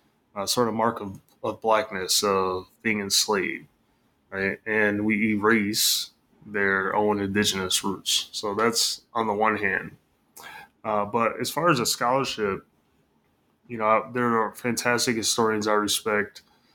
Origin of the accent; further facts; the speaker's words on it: Michigan, United States; I'm from Michigan. So grew up in the Midwest, went to school in the Midwest